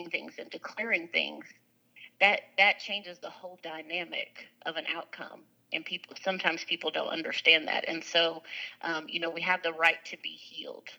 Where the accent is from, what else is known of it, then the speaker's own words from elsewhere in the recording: Lewisville, Texas, United States; I grew up in Lewisville, Texas